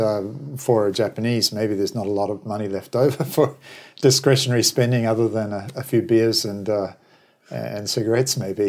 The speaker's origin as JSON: {"language": "English", "country": "New Zealand", "also_born_or_lived": "Australia", "moved": "yes", "said": "originally I'm from New Zealand, then emigrated to Australia."}